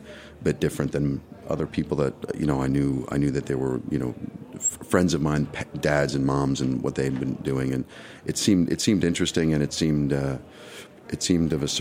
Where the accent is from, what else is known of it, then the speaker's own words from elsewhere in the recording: New York City, New York, United States; as a New Yorker and growing up on First Avenue in the 50s